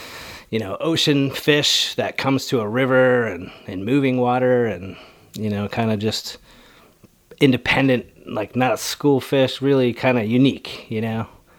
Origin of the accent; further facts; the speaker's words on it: East Coast, United States; as a kid growing up on the East Coast